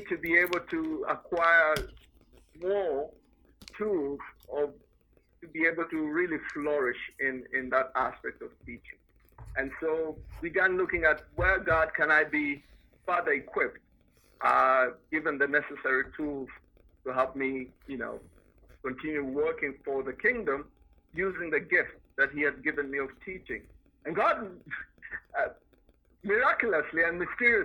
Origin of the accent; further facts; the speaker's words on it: Nairobi, Kenya; moved away as an adult; also born or lived in Europe; I was born in Nairobi. And lived much of my life, actually half of my life, in Nairobi. Nairobi is the capital city of Kenya, so I was born in a city, grew up as a city guy